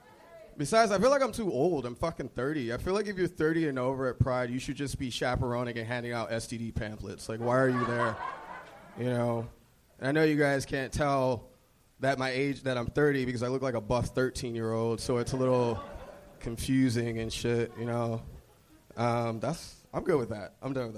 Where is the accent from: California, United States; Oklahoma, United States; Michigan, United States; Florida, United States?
Florida, United States; now in Los Angeles, United States